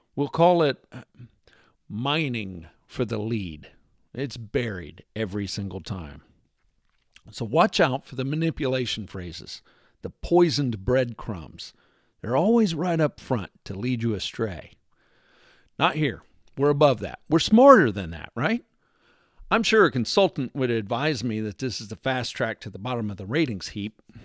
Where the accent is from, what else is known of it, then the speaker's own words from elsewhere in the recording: Texas, United States; moved away; my formative years were spent growing up in Texas